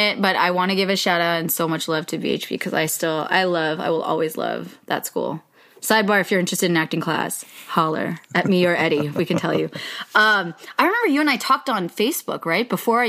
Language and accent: English; Yolo, California, United States; born or raised there